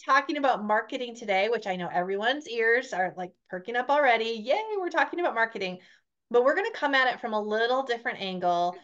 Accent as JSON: {"language": "English", "region": "North Dakota", "country": "United States", "said": "I'm from North Dakota."}